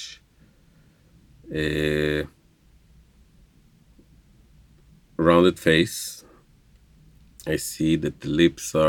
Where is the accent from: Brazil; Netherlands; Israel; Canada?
Israel; Jerusalem, Jerusalem District; first language Hebrew; English is a second language; moved away as an adult; also born or lived in southern Israel; I am from Israel, Jerusalem, Israel. Born and raised, grew up, speaking Hebrew.